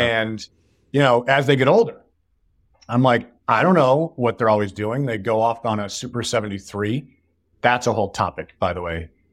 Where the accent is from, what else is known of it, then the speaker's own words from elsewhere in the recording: Northville, Michigan, United States; moved away as an adult; also born or lived in Chicago; now in Bay Area, United States; I grew up in a town outside of Detroit called Northville